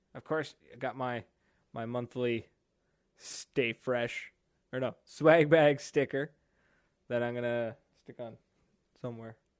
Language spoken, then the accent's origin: English; New Brunswick, Canada; I am from New Brunswick, Canada. I am East Coast Canada, boy.